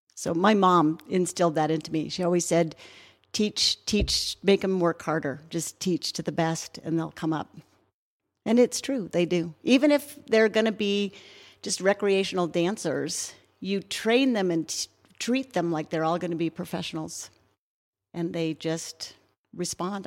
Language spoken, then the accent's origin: English; Fairplay, Colorado, United States; also born or lived in Boulder, Colorado; I grew up on a ranch in South Park, Fairplay, Colorado